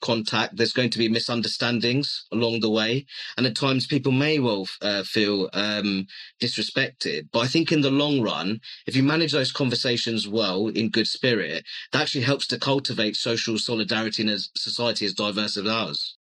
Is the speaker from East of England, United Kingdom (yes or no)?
yes; Luton, East of England, United Kingdom; also born or lived in Hammersmith, London; I was born in Hammersmith in West London, my family home is in Luton, and I'm predominantly a Bangladeshi origin.